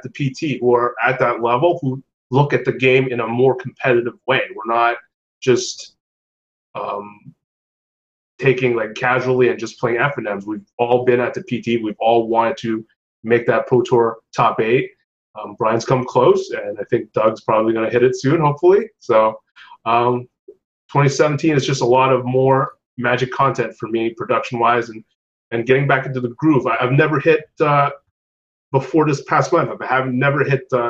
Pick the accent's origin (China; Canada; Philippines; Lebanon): Canada; As a Canadian who lives in Quebec